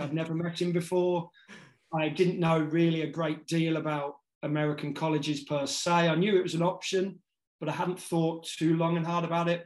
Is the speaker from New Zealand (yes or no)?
no; Northamptonshire, East Midlands, United Kingdom; moved away as an adult; also born or lived in United States; I grew up in Northamptonshire